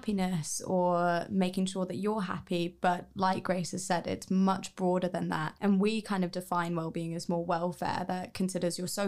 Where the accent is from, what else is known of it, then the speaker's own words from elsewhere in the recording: New Zealand; moved away as an adult; I'm from New Zealand and I literally came as far away as I could